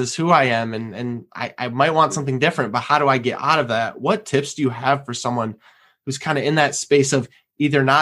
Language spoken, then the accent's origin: English; Michigan, United States; moved away; we're originally from Michigan